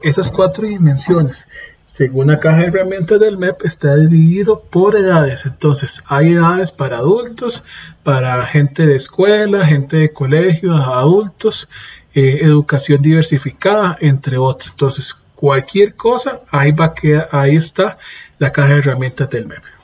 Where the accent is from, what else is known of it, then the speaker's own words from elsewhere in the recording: Costa Rica; Yo soy de Costa Rica.